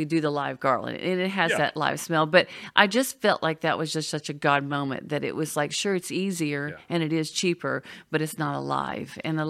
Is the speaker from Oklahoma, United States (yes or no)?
yes; Oklahoma, United States; a few years ago, I was missing the snow because I came from Oklahoma.